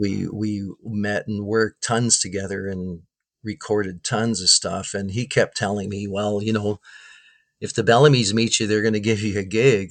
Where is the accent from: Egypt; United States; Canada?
Canada; Winnipeg, Manitoba; growing up in Winnipeg, you know, from 80, 1983 on